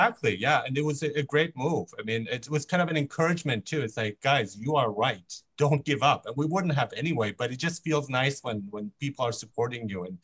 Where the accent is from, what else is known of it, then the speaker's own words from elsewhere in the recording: Germany; now in Vancouver, Canada; I grew up in Germany.